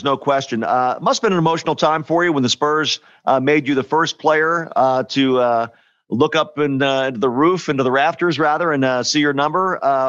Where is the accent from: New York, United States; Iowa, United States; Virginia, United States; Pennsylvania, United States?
Pennsylvania, United States; Philadelphia; he was from my hometown of Philly.